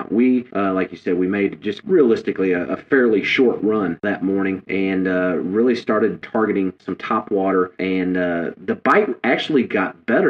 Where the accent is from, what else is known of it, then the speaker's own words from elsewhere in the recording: Midwest, United States; growing up in the Midwest, I didn't grow up actually fishing grass.